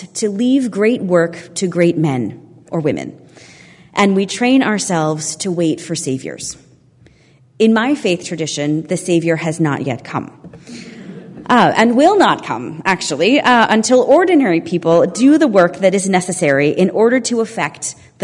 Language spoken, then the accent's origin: English; United States; as an American concerned about our country